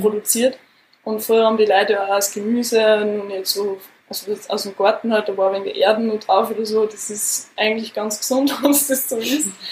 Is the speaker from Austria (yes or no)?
yes; Austria; bei uns in Österreich